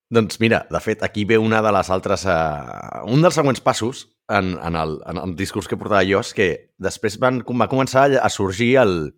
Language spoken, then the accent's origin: Catalan; Catalonia, Spain; som catalans